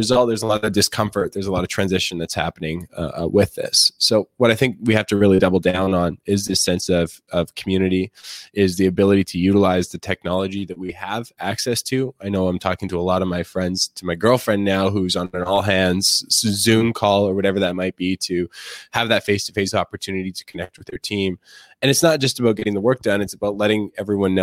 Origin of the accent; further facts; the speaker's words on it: Canada; I'm a Canadian